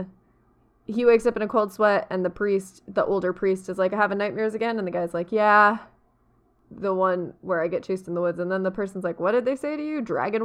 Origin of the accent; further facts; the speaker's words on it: United States; I am American